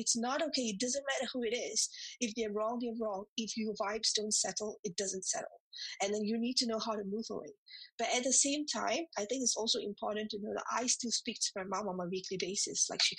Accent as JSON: {"language": "English", "country": "Singapore", "moved": "as an adult", "lives_now": "United Kingdom", "said": "I remember when I came to the UK, I was from Singapore. So when I came from Singapore to the UK, that was about 9 years back."}